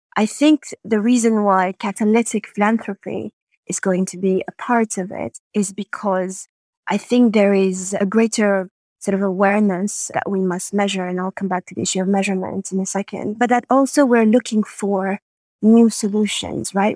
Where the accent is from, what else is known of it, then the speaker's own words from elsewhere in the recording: Montreal, Quebec, Canada; moved away as an adult; also born or lived in Madagascar / Paris, France; I grew up in Canada and, and lived there from the age of five to, to twenty